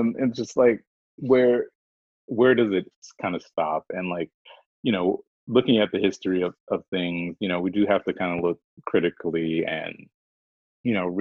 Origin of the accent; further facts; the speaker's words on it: the South, South Carolina, United States; I'm from the South